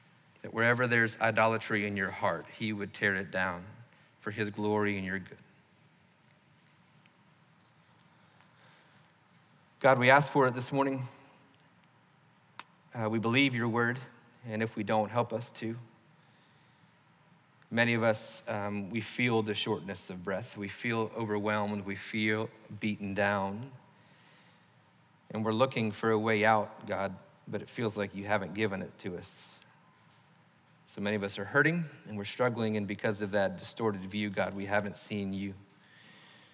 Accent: the South, United States; growing up in the South, we've probably done that more than most people

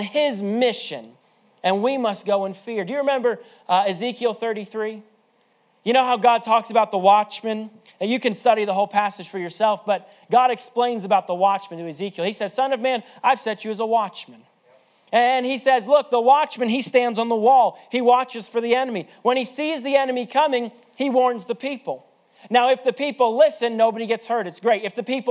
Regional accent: Indiana, United States; I'm from Indiana

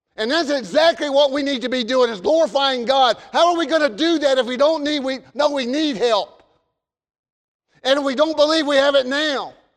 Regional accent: the South, United States; accent: southern; my southern accent

